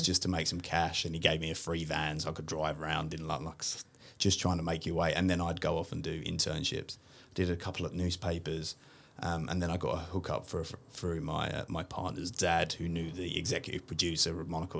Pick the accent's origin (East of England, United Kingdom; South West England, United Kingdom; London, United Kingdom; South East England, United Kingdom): London, United Kingdom; moved away as an adult; now in Sydney, Australia; I'm originally from uh, a part of East London called Walthamstow